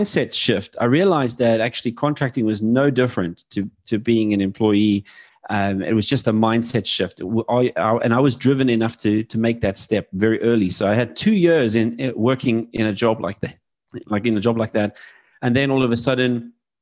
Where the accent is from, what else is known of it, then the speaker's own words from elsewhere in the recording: South Africa; moved away as an adult; now in United Kingdom; I was born in South Africa.